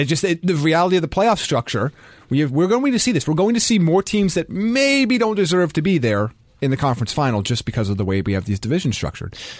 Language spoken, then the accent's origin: English; United States; I'm American